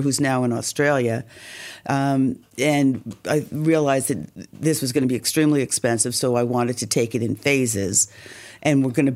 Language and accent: English; Liberty, New York, United States; growing up in Liberty